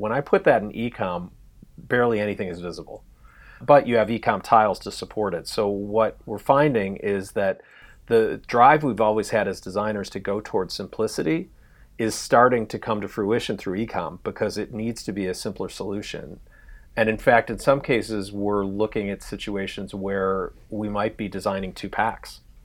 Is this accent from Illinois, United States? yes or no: yes; Chicago, Illinois, United States; moved away as an adult; now in Los Angeles, United States; I was originally from Chicago